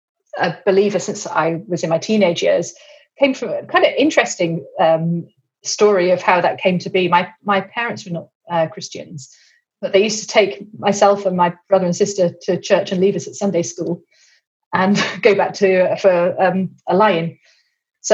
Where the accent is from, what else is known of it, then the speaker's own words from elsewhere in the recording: England, United Kingdom; also born or lived in Cambridge; you probably tell that I'm English